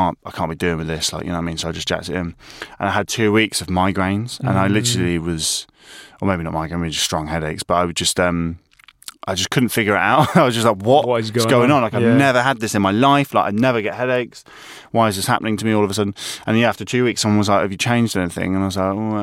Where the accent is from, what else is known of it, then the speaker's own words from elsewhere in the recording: Horncastle, East Midlands, United Kingdom; growing up in Horncastle because obviously we didn't have anything like McDonald's